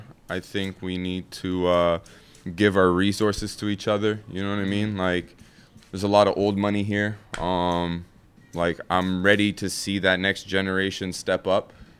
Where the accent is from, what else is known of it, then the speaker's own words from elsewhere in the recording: Ottawa, Ontario, Canada; Like, I grew up in the West End. Like, you have a lot of Lebanese people. You have a lot of people from Ethiopia, from, you know, all different parts of the world. And that's what makes Ottawa so beautiful.